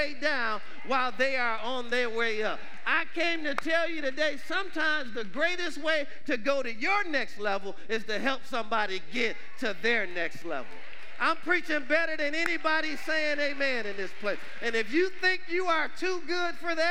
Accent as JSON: {"language": "English", "town": "Detroit", "region": "Michigan", "country": "United States", "tie": "born or raised there", "said": "I grew up in Detroit, Michigan"}